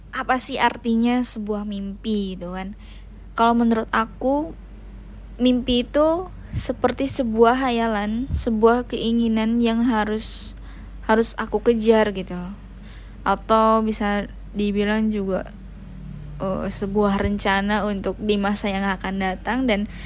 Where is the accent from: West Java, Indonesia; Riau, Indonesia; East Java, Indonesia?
West Java, Indonesia; Tasikmalaya; now in Ternate, Indonesia; Saya berasal dari Tasikmalaya, eh, terlahir dari keluarga sederhana sebagai anak tunggal.